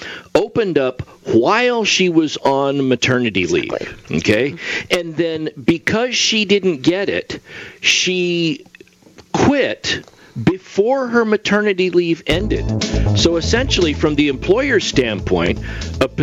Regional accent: Yuba City, California, United States; I'm from a small town in California

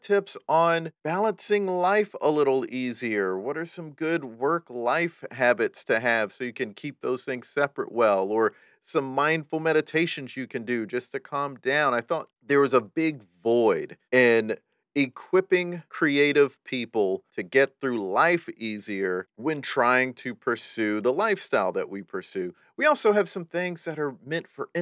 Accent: the Carolinas, United States; also born or lived in Raleigh, North Carolina; I'm from the Carolinas. I lived in Raleigh in the 80s and then South Carolina from 1990 on.

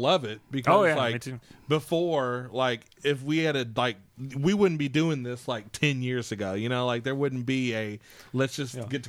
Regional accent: New Albany, Indiana, United States; I'm from New Albany.

